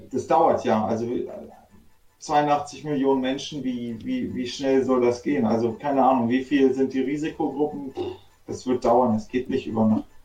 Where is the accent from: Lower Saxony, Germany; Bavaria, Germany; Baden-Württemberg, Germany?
Lower Saxony, Germany; Göttingen; moved away as an adult; now in Berlin, Germany; wir sind ja ursprünglich aus Göttingen, sind auch groß geworden und dann irgendwann abgehauen.